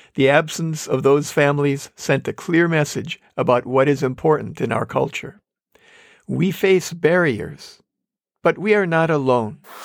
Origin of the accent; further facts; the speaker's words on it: Manitowoc, Wisconsin, United States; moved away; also born or lived in Compton, California / San Dimas, California; I grew up in Manitowoc, Wisconsin, saying crick